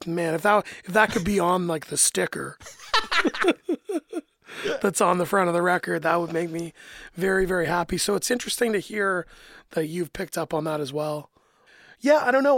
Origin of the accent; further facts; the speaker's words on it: Canada; as a Canadian